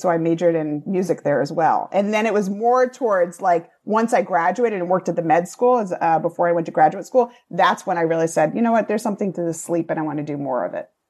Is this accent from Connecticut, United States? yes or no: no; Rhode Island, United States; accent: Rhode Island; moved away as an adult; now in New York, United States; Newport has a very different connotation to me having been from Rhode Island. That's where I hung out sometimes in high school